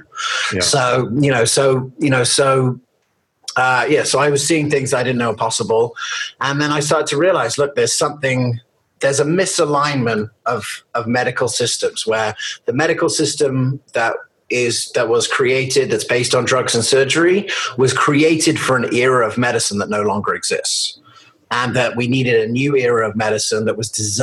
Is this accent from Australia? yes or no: no; England, United Kingdom; also born or lived in United States; I was born in America and then I moved to England